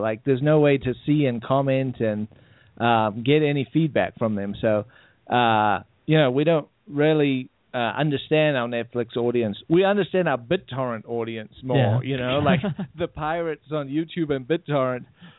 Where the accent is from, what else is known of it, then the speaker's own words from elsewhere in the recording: South Africa; moved away; I grew up in South Africa where they censored content.